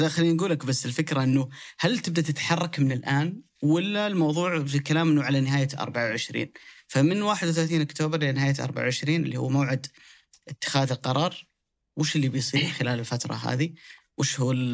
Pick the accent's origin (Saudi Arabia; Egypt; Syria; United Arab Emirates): Saudi Arabia; احنا اليوم كسعوديين